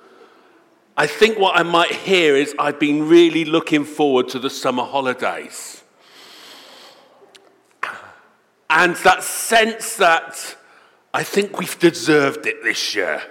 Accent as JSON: {"language": "English", "country": "United Kingdom", "said": "we are British"}